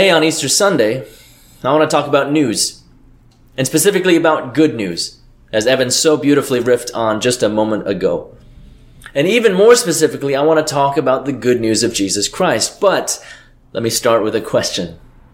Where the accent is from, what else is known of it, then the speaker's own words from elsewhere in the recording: Hong Kong; now in United States; my parents and my hometown, half the world away